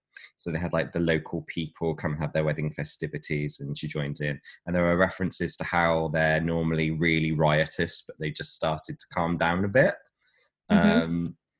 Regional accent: West Midlands, United Kingdom; born there; accent: West Midlands; So I'm going to put on my old birth accent from the West Midlands.

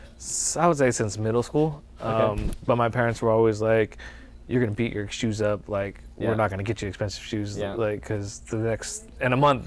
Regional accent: Union City, California, United States; Born and raised in Union City.

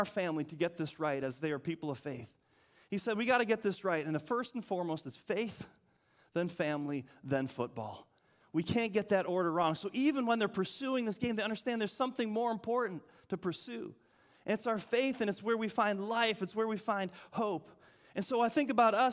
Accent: Michigan, United States; moved away; the north where I grew up in Michigan

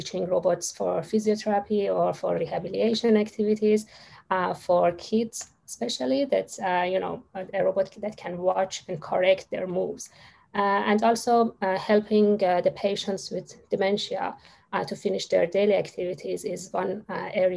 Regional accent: Iran; moved away as an adult; now in Australia; my home country, Iran

